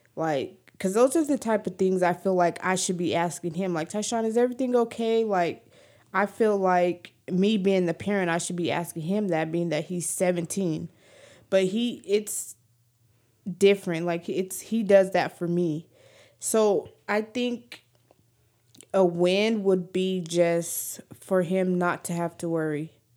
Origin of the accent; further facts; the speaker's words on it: New Mexico, United States; I'm from New Mexico